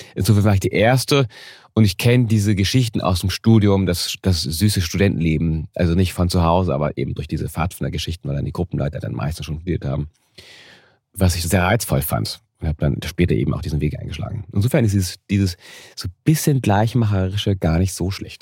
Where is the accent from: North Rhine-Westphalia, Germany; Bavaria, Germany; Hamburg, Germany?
Hamburg, Germany; als Kind habe ich bin auch in einem einfachen Stadtteil aufgewachsen in Hamburg.